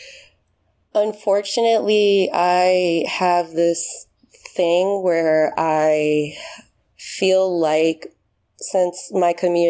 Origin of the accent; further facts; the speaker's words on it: United States; moved away as an adult; also born or lived in Haiti (ancestry); now in Paris, France; as an American, it's kind of, it's not something you would, like, align with, like, an immigrant and all that, since I've been living in America my whole life